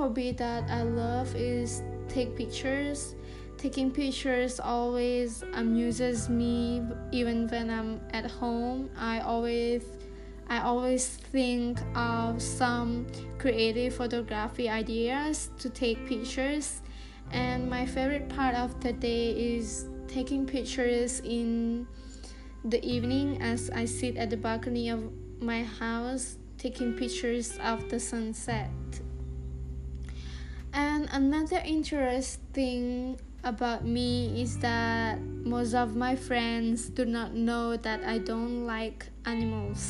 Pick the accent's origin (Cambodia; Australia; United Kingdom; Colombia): Cambodia; Takhmao, Kandal; I'm a Cambodian, and I was born in Takma City, Kandahar Province.